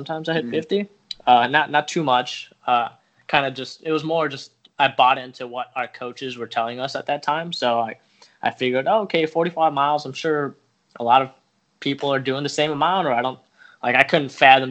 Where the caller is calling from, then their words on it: Skokie, Illinois, United States; Calling from Skokie, Illinois, about 20 minutes north of Chicago.